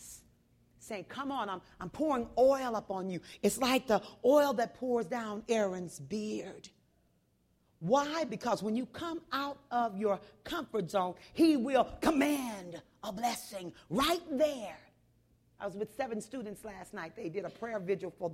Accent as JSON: {"language": "English", "region": "Texas", "country": "United States", "also_born_or_lived": "the Northwest", "moved": "yes", "said": "I'm from Texas"}